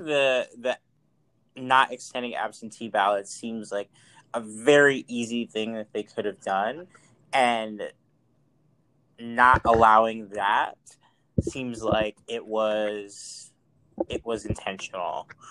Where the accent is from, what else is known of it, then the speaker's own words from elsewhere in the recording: Mount Vernon, New York, United States; now in San Francisco, United States; I grew up in Money Vernon, Mount Vernon, New York.